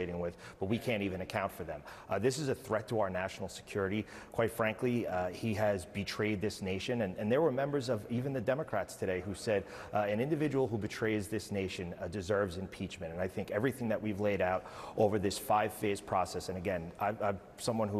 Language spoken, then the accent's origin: English; New York, United States; my home state of New York